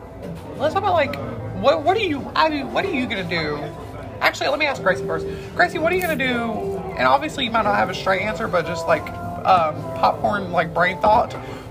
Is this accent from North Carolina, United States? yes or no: yes; North Carolina, United States; We're from North Carolina.